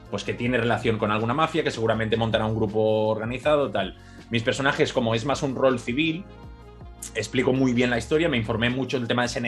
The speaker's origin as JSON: {"language": "Spanish", "region": "Catalonia", "country": "Spain", "second_language": "Spanish", "said": "yo soy catalán, yo soy catalán"}